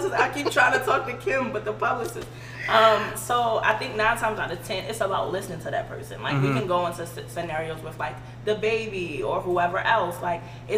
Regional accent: Baltimore, Maryland, United States; born or raised there

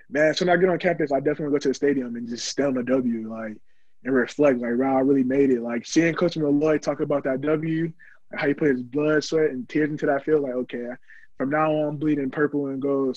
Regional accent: Orlando, Florida, United States; I was born in Orlando, Florida.

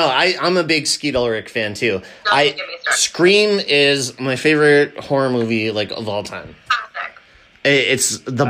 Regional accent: Scranton, Pennsylvania, United States; we're actually from Scranton where they film. Well, they didn't film The Office here, but it's based in our hometown.

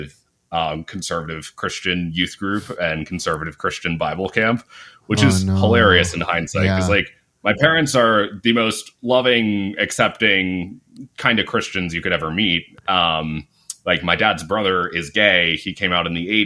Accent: Lancaster, Pennsylvania, United States; moved away as an adult; I grew up in this really rural, very conservative area of Pennsylvania. Lancaster

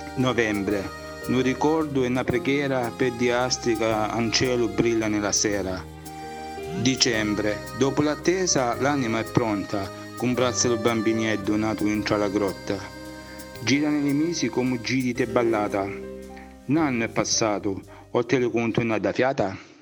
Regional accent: Melissano, Apulia, Italy; il mio paese Melissano

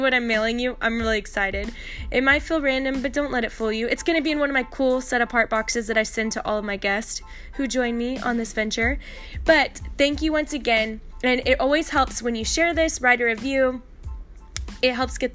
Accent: Arlington, Texas, United States; moved away as an adult; now in San Antonio, United States; I'm from Arlington, Texas

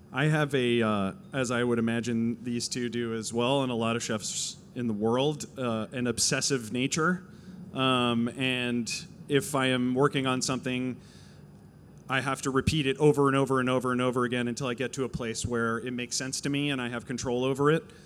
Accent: New Jersey, United States; now in Los Angeles, United States; I am a Jew from New Jersey.

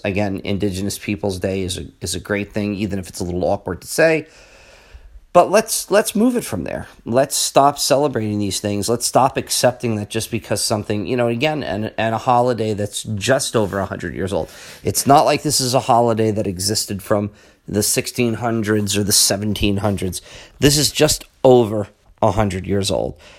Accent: United States; as an Italian American, as an American of Italian, among many other things, uh, heritage.

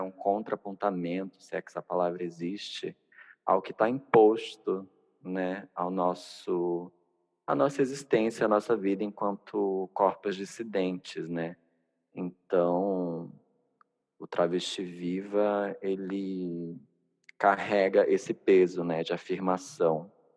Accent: Manaus, Amazonas, Brazil; sou nortista, nascida e criada em Manaus

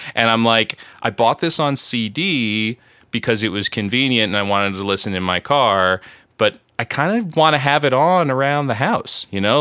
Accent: Long Island, New York, United States; my hometown and, like, our highway

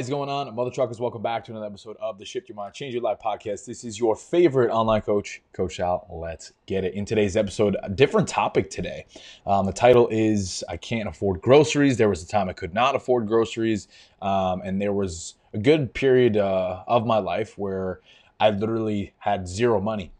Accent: Long Island, New York, United States; also born or lived in Albany, New York; I'm from New York. I grew up on Long Island

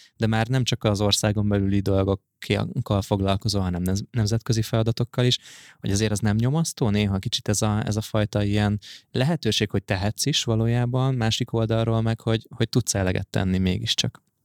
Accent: Hungary; nekünk, mint magyarok

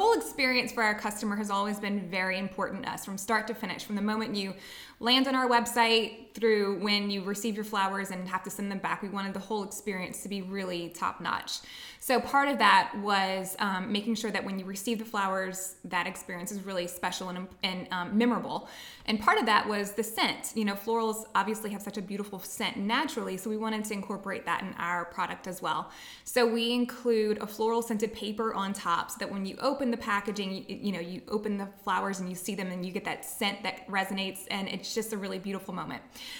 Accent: Luling, Louisiana, United States; moved away as an adult; now in Lafayette, United States; I'm from Luling, Louisiana. Okay. So it's on the West Bank of New Orleans in St. Charles Parish. That's where I was born and raised.

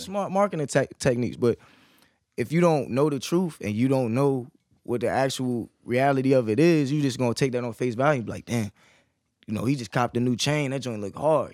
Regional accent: Fredericksburg, Virginia, United States; moved away as an adult; now in Norfolk, United States; I was born and raised in Fredericksburg

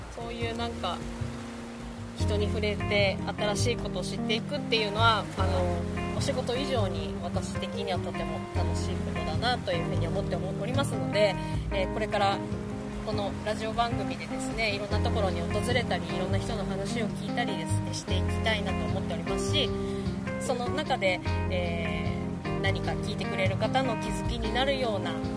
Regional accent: Sapporo, Hokkaido, Japan; 私は、あの、札幌出身で

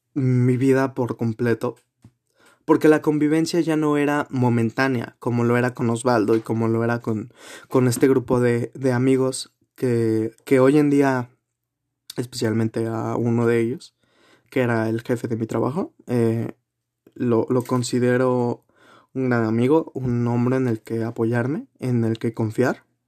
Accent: Guanajuato, Mexico; also born or lived in Mexico City; nací aquí en la ciudad de Guanajuato

